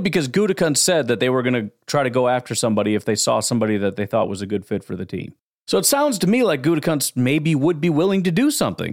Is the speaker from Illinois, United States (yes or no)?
yes; Chicago, Illinois, United States; I grew up in Chicago.